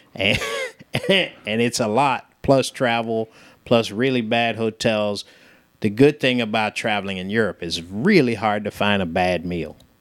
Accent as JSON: {"language": "English", "town": "San Francisco", "region": "California", "country": "United States", "tie": "born or raised there", "also_born_or_lived": "United Kingdom", "moved": "as an adult", "lives_now": "Chattanooga, United States", "said": "I grew up in San Francisco"}